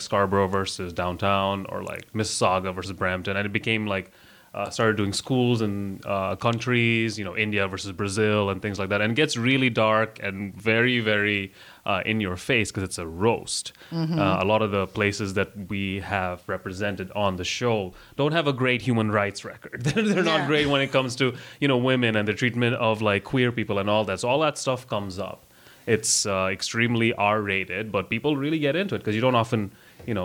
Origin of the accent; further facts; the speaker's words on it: Russia; now in Canada; I have a Canadian passport with my face on it that says I was born in Russia.